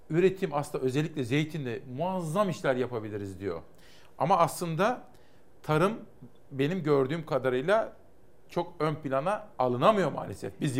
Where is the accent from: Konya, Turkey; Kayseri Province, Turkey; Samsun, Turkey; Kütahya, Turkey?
Kütahya, Turkey; Simav; Dün, dün memleketimden, Simav'dan benim bir abim aradı